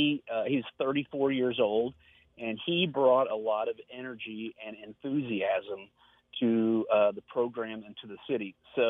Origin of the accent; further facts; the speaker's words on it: Evansville, Indiana, United States; I grew up in Evansville, a couple of blocks from the University of Evansville campus